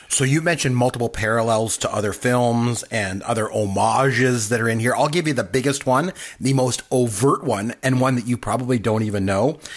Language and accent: English; Canada; I'm Canadian. So hockey's big for us